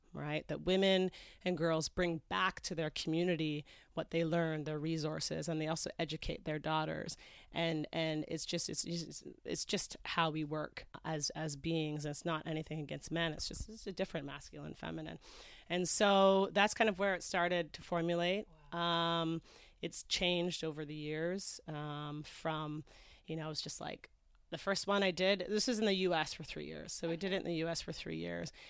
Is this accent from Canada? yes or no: yes; Canada; moved away as an adult; also born or lived in Toronto / Los Angeles / England; I grew up in Canada.